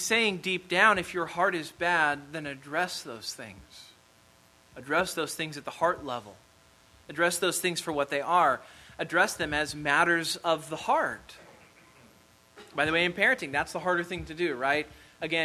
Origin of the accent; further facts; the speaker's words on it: Kansas, United States; moved away as an adult; also born or lived in Mississippi; I'm from Kansas.